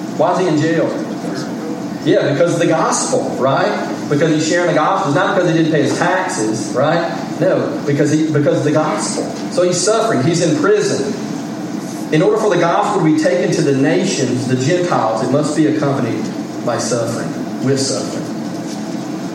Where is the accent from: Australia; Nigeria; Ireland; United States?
United States; I'm an American